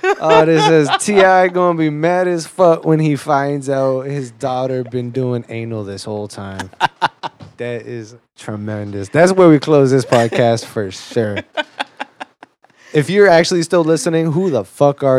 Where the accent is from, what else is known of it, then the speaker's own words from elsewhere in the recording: Broward County, Florida, United States; I'm from Broward